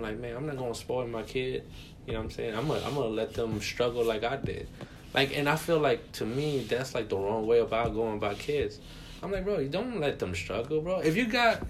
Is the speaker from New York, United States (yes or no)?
yes; New York, United States; I grew up in New York